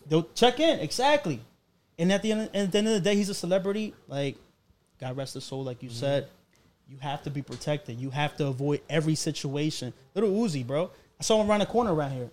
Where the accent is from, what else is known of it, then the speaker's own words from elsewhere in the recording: Colombia; moved away; I come from Colombia.